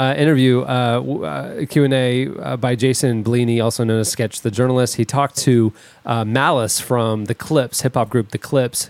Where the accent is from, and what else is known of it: Orlando, Florida, United States; born or raised there